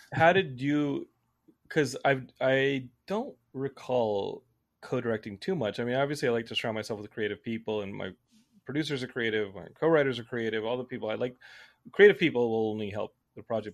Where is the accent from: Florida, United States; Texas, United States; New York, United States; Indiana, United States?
Texas, United States; Austin; Growing up in Texas